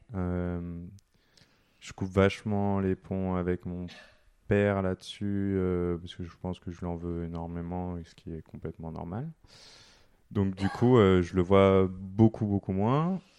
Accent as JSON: {"language": "French", "region": "southern France", "country": "France", "tie": "born or raised there", "moved": "yes", "lives_now": "Paris, France", "said": "je suis pas de Paris à la base, je suis né dans le sud."}